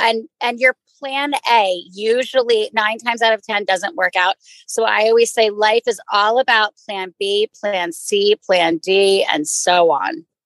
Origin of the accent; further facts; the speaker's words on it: Maryland, United States; moved away as an adult; also born or lived in New York / Ithaca; I grew up in Maryland and I moved to New York